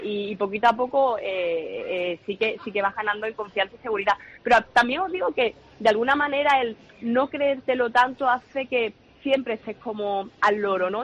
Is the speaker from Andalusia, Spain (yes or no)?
yes; Chiclana de la Frontera, Andalusia, Spain; mi idea sería montar un restaurante en Cádiz, de donde soy yo, en China de la Frontera